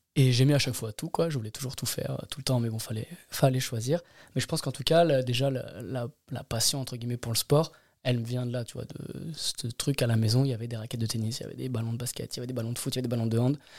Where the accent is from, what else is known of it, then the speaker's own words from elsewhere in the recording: Grenoble, Auvergne-Rhône-Alpes, France; moved away as an adult; also born or lived in Anglet; now in Caen, France; Je suis resté jusqu'à mes vingt ans.